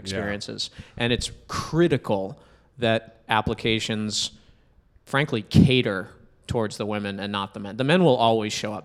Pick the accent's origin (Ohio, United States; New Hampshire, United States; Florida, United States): New Hampshire, United States; now in Boston, United States; I'm a guy from New Hampshire. I live in Boston.